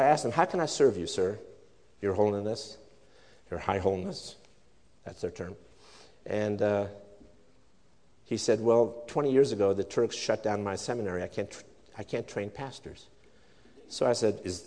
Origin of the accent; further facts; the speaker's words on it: Sweden; now in United States; I'm a Swedish immigrant. I was born in Sweden.